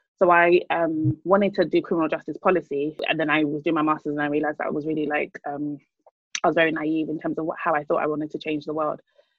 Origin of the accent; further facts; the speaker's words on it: Nigeria; Because I'm Nigerian. Established.